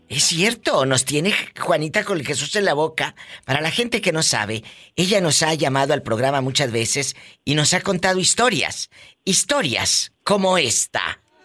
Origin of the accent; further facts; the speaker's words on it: Matamoros, Tamaulipas, Mexico; yo soy de Matamoros, Tamaulipas